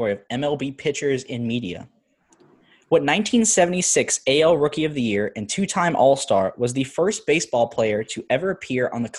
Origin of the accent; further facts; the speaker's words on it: Louisiana, United States; I'm from Louisiana